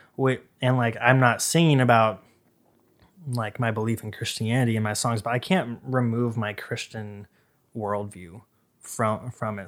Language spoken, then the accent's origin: English; Boise, Idaho, United States; I was raised in Idaho